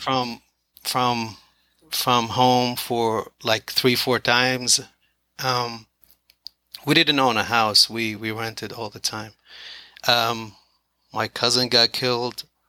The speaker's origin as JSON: {"language": "English", "country": "Iraq", "also_born_or_lived": "Philadelphia, United States", "moved": "as an adult", "lives_now": "Kennedale, United States", "said": "I'm originally from the Middle East"}